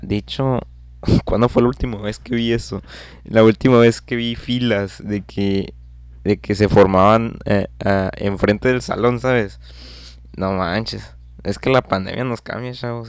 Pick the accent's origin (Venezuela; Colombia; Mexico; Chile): Mexico; Nuevo León; soy de Nuevo León